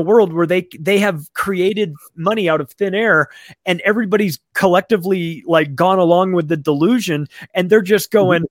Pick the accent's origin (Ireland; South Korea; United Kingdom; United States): United States; I'm an American who works in real estate and lives in America